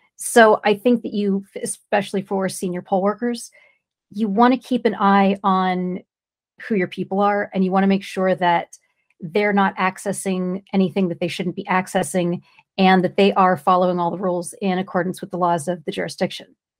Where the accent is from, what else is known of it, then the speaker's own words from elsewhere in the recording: California, United States; I'm from California.